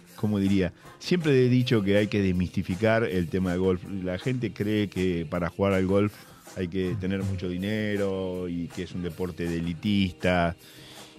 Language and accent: Spanish; La Plata, Buenos Aires Province, Argentina; yo nací en La Plata y viví en La Plata.